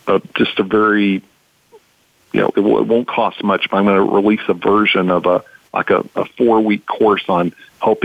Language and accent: English; Texas, United States; I'm from Texas